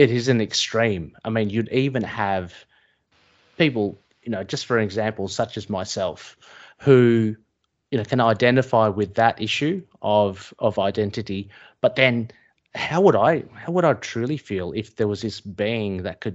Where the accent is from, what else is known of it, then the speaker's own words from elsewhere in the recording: Australia; someone who has essentially a Filipino background in Australia, how I identify myself, as Australian